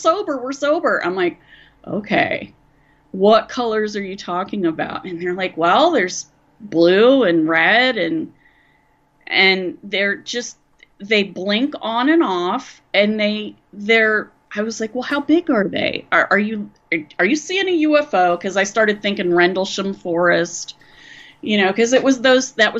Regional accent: West Virginia, United States; moved away as an adult; also born or lived in Huntington, West Virginia / Athens, Ohio; And I grew up in West Virginia

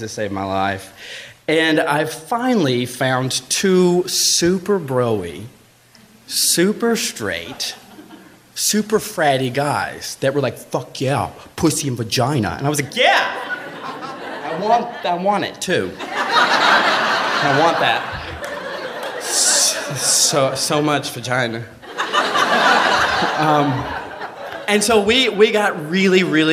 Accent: Alabama, United States; I'm from Alabama. I grew up in a really small farm town in Alabama

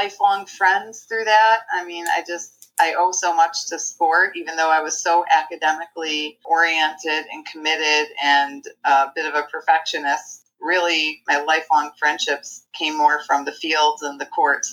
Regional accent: Liverpool, New York, United States; I was born in Liverpool, New York. We share an alma mater. I came up through Liverpool Public Schools and graduated from

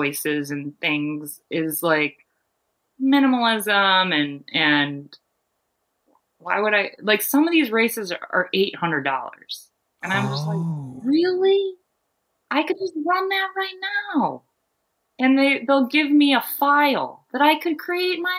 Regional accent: Maine, United States; Maine was, an easy thing to choose because it's my home state

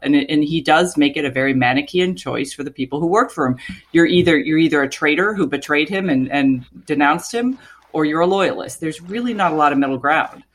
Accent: Florida, United States; moved away; born and raised in Florida

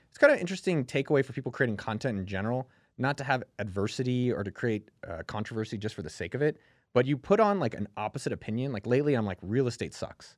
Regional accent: Bay Area, California, United States; When I grew up in the Bay Area

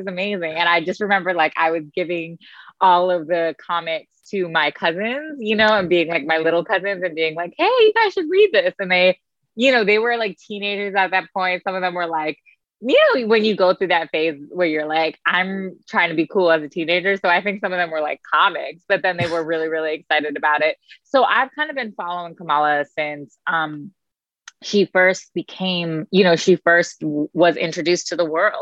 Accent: United States; being a young South Asian person, Muslim person growing up in America

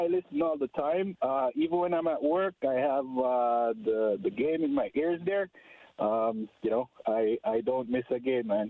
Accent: Jamaica; moved away as an adult; also born or lived in Ontario, Canada; now in Edmonton, Canada; I'm from Jamaica

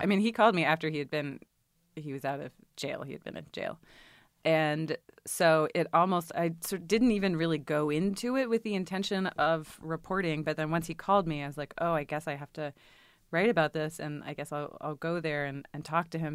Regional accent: Richmond, Virginia, United States; moved away; I grew up in Richmond, Virginia

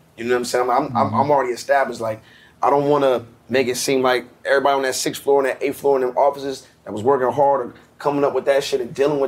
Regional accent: Atlanta, Georgia, United States; I'm raised in Atlanta

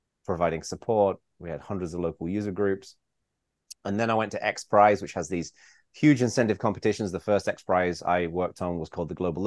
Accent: England, United Kingdom; also born or lived in Bay Area, California; now in California, United States; when I was growing up in England

